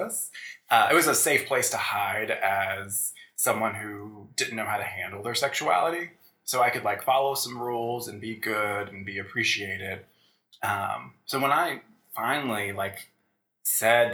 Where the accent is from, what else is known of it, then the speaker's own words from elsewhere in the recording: Williamsburg, Virginia, United States; Colonial Williamsburg, Virginia